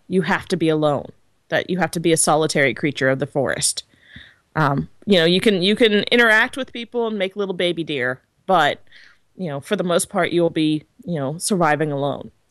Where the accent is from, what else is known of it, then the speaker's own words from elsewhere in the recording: United States; I'm American